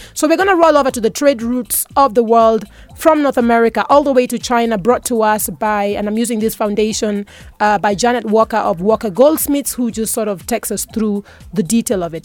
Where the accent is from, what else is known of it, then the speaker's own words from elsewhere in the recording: Kenya; me being proudly Kenyan